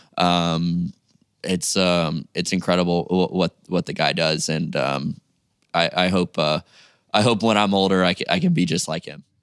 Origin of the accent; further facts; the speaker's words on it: Jupiter, Florida, United States; I'm from Jupiter, Florida, which is about two, three hours away, car drive.